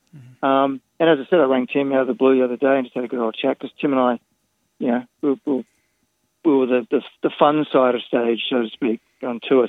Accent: Sydney, New South Wales, Australia; now in Los Angeles, United States; I grew up in French's Forest

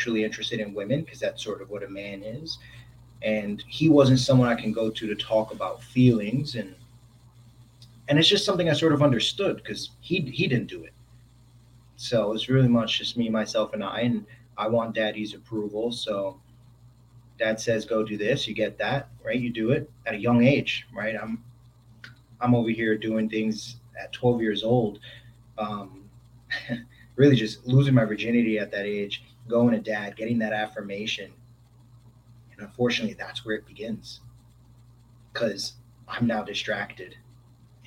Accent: New York City, New York, United States; as a kid, I'm originally from New York, from the Bronx

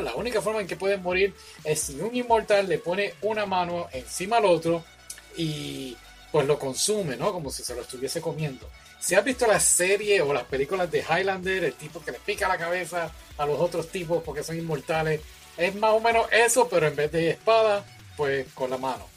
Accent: Puerto Rico; los puertorriqueños tenemos nuestro acento

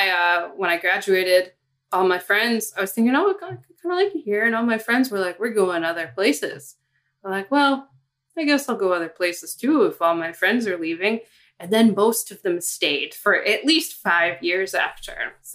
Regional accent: Ohio, United States; moved away as an adult; also born or lived in Cincinnati; now in Boston, United States; I'm from the Midwest. I'm from Ohio and I came out to Boston. I worked an internship here and it was the first big city.

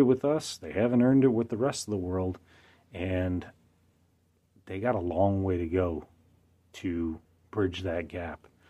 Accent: United States; I'm an American.

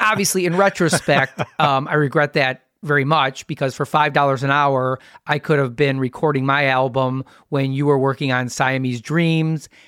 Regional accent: Wisconsin, United States; I'm from Wisconsin

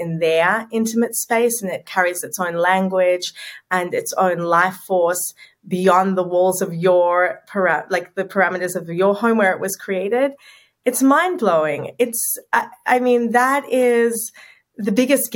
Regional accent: Sydney, New South Wales, Australia; moved away as an adult; also born or lived in New York City; I grew up in Sydney, where I'm living now, but at 24, I packed my bags

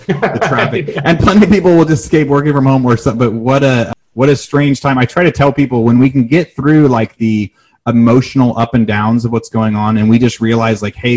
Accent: Southern Oregon, United States; growing up in Southern Oregon

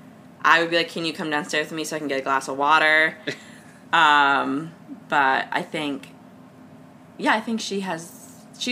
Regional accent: Cleveland, Ohio, United States; I grew up in the Ohio State-Detroit Shoreway area

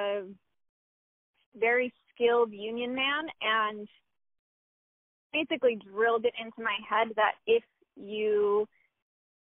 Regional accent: Troy, New York, United States; I was born in Troy, New York

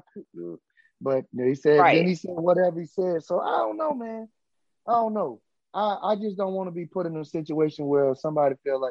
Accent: United States; I'm from Roosevelt Village, man. I'm from Roosevelt Village, Sly.

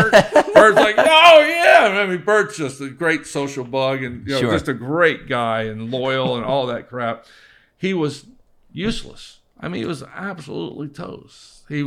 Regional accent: Ocean Reef, Florida, United States; I grew up here, so I grew up in Ocean Reef. I knew all that shit up there.

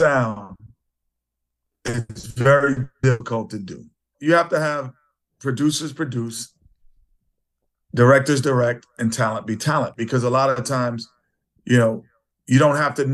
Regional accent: New York City, New York, United States; growing up in Queens, New York

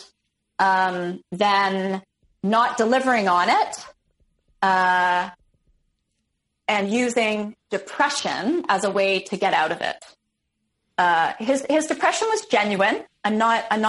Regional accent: Toronto, Ontario, Canada; also born or lived in Ottawa; I'm from Toronto. I want to go back to Toronto.

